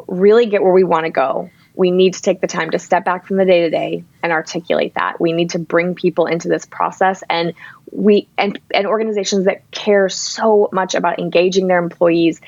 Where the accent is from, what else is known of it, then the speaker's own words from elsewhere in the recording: Ann Arbor, Michigan, United States; worked at an incredible organization in my hometown called Zingerman's